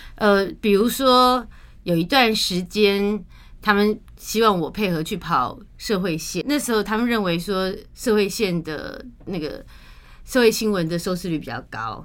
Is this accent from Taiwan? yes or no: yes; Taiwan; 我们虽然出生在台湾，长在台湾，然后都是为台湾在做事服务